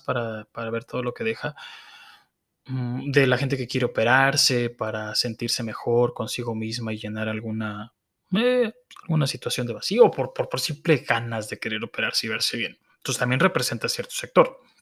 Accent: Mexico; como mexicanos

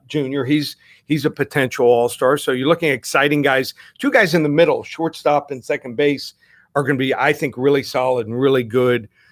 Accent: Texas, United States; moved away; I was born in Texas, went to school there

